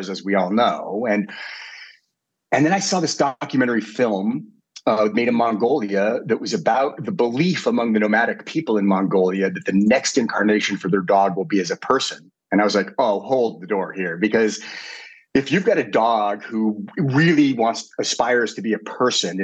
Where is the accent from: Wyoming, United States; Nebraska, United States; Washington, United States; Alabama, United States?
Washington, United States; Seattle; moved away as an adult; also born or lived in New York; I grew up in Seattle and then I went to New York to go to school